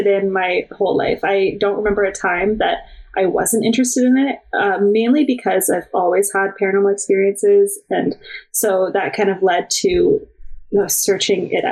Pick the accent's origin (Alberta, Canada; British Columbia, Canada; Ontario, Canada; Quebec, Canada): Ontario, Canada; Oakville; I grew up in Oakville, Ontario